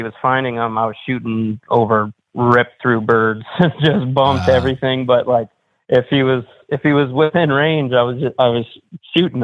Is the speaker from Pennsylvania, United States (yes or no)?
no; central Florida, United States; I grew up in Florida, central Florida area